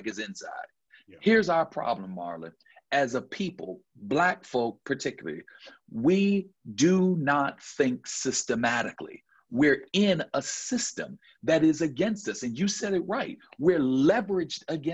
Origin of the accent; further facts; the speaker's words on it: Buffalo, New York, United States; now in Georgia, United States; I'm from Buffalo, New York